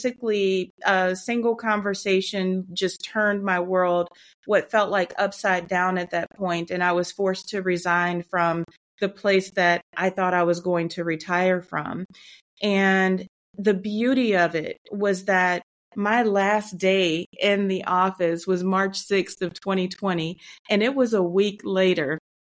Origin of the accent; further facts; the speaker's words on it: Midwest, United States; moved away as an adult; now in Atlanta, United States; born and raised in the Midwest and currently living just outside of the Atlanta, Georgia area